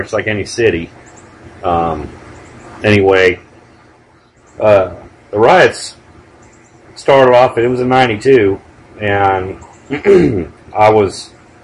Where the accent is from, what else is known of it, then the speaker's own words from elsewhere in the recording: Antelope Valley, California, United States; I grew up in the Antelope Valley